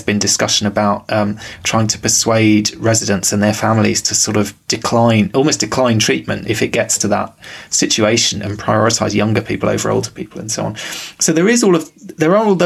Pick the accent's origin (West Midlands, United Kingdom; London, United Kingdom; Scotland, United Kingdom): London, United Kingdom; growing up in London